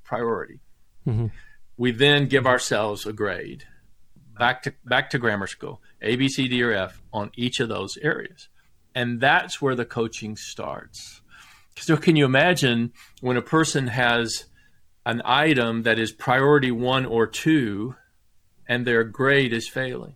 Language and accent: English; the South, Southern United States, United States; I'm a Southerner by birth, and my grandfather was Irish